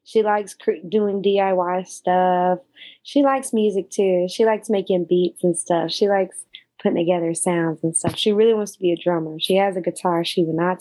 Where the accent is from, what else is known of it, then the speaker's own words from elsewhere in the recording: Austin, Texas, United States; also born or lived in Springfield, Missouri; we moved out here when I was 4. So mainly all my growing up was out here.